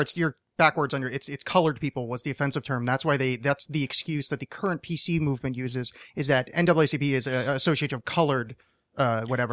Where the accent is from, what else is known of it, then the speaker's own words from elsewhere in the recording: East Coast, United States; moved away; I was raised on the East Coast